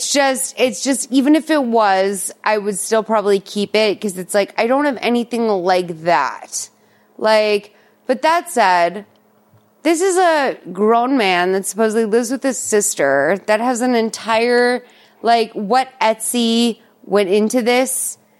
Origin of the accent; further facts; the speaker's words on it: Massachusetts, United States; I'm from Massachusetts.